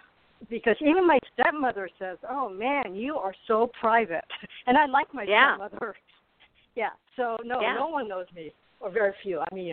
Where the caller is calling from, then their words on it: Arizona, United States; The heat of Arizona.